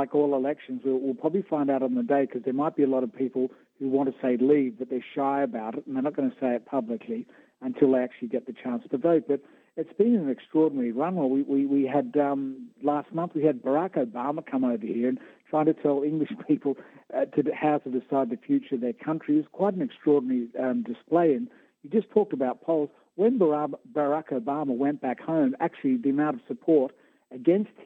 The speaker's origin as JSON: {"language": "English", "country": "Australia", "tie": "born or raised there", "moved": "yes", "lives_now": "United Kingdom", "said": "being born an Australian"}